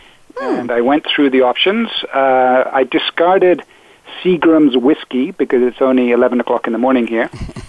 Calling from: Port Moody, British Columbia, Canada; I am calling you today from a little town called Port Moody on the outskirts of Vancouver.

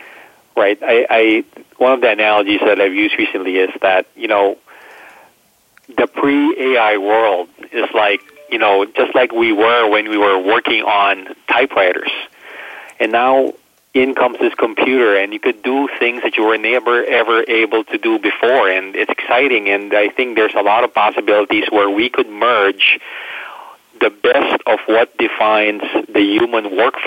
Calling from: Prague, Czechia; I am in Prague in Czech Republic, so very, very happy to join you from this side of the world.

